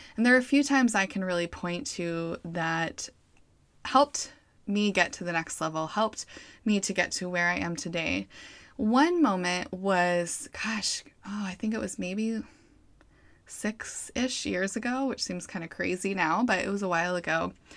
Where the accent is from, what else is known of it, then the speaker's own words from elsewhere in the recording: Boise, Idaho, United States; moved away; staying in Idaho, where I'm from, I'm from Boise